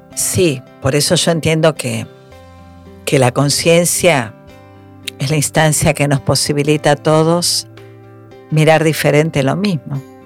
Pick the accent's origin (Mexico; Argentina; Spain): Argentina; somos argentinos